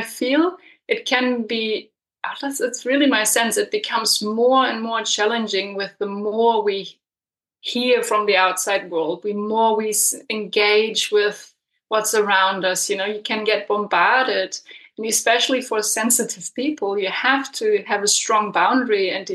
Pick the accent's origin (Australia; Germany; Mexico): Germany; moved away as an adult; also born or lived in Berlin / Peru; now in New Zealand; I'm coming from Germany, so I wasn't really brought up with a framework for ancestral reverence